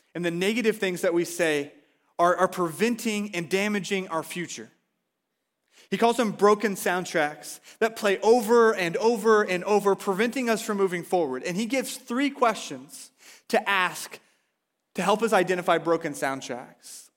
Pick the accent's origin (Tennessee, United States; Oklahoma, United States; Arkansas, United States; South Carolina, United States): Oklahoma, United States; now in Washington, United States; I'm from Oklahoma